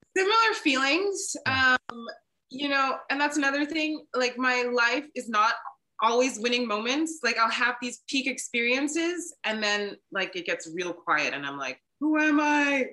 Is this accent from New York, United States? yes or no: no; Maryland, United States; moved away as an adult; I decided to move home to Maryland and give my home state a try